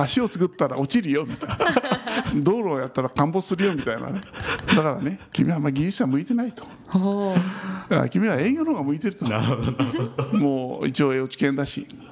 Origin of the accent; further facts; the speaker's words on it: Minobu, Yamanashi, Japan; moved away as an adult; 身延というところで生まれ育って、高校までそこで過ごしまして